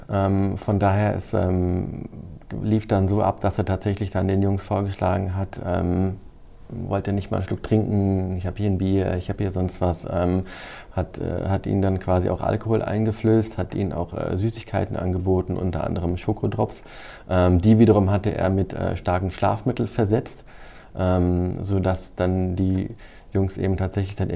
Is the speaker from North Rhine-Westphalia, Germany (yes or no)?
no; Hesse, Germany; ich komme ja selbst aus dem Kreis Groß-Gerau